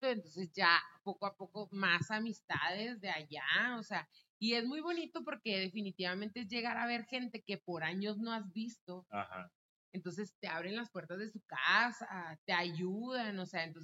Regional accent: Mexico; desgraciadamente como mexicanos también tenemos ah. mucho la cultura del malinchismo

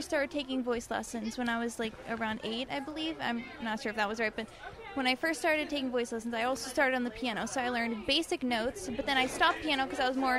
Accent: Canonsburg, Pennsylvania, United States; I'm from Cannonsburg, but I perform a lot locally in Pittsburgh.

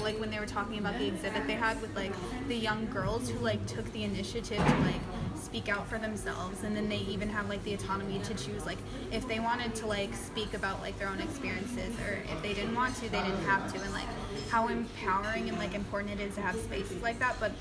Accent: United States; as an American

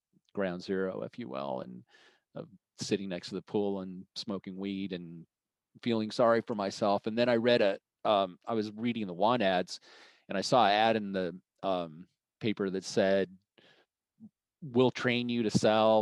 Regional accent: Boulder, Colorado, United States; moved away as an adult; also born or lived in Arizona; I grew up in Boulder, Colorado, and went to the University of Colorado

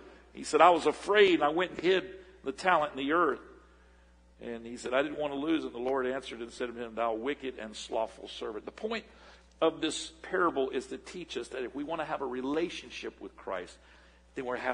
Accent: Port St. Joe, Florida, United States; moved away; I was raised in Port St. Joe, Florida. About 2,500 people up in the panhandle of Florida before my family moved here in 1971

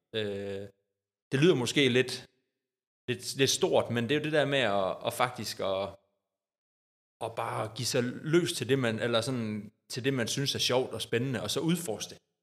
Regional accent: Odder, Central Denmark Region, Denmark; jeg har jo også startet som lille dreng i Odder og spillet håndbold, siden jeg var øh, fire år

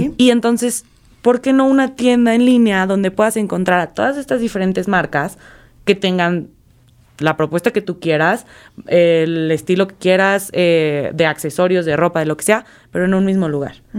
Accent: Mexico; nosotros como mexicanos

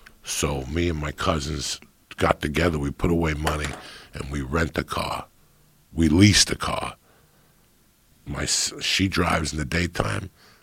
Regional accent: East Coast, United States; you and I grew up on the East Coast

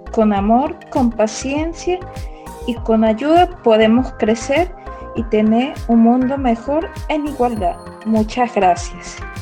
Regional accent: Caracas, Capital District, Venezuela; now in Katy, United States; Soy originalmente de Caracas, Venezuela y actualmente me encuentro en Katy, Texas, Estados Unidos.

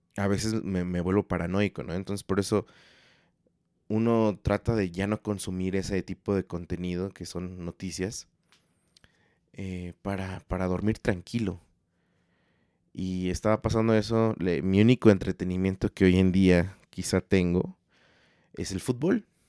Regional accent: Mexico; somos mexicanos

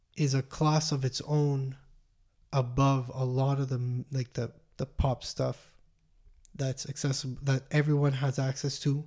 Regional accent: Montreal, Quebec, Canada; we're from Montreal

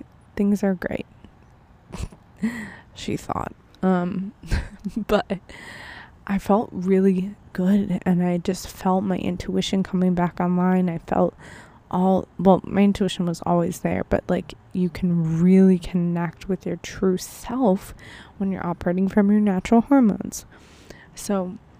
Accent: Buffalo, New York, United States; moved away; my hometown, Buffalo, New York

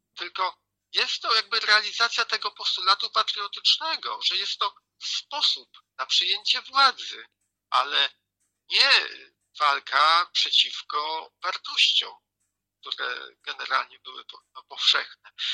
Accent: Greater Poland, Poland; u nas w Wielkopolsce

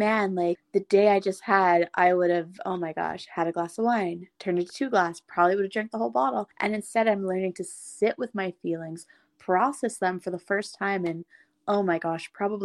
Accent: Ottawa, Ontario, Canada; moved away as an adult; I went home to Ottawa, and I now have such a love and appreciation for my hometown

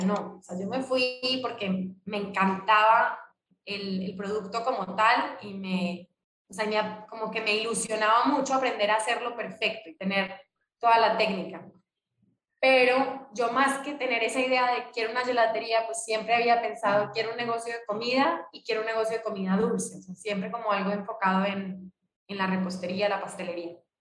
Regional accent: Colombia; now in Mexico; cuando nos vinimos de Colombia a México

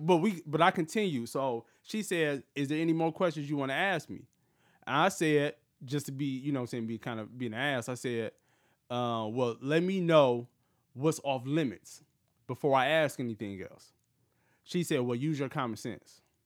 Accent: Detroit, Michigan, United States; moved away as an adult; now in Los Angeles, United States; I'm from Detroit, been here for such and such time

